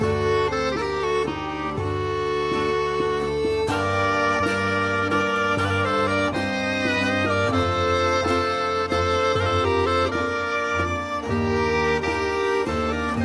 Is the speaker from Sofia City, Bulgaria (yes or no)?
no; Burgas, Burgas Province, Bulgaria; moved away as an adult; also born or lived in Yambol, Bulgaria / New Orleans, United States; now in United States; I'm originally from Bulgaria, on the Black Sea. The town is called Burgas. I wasn't born there. I was born in the middle of the country in this place called Yambol.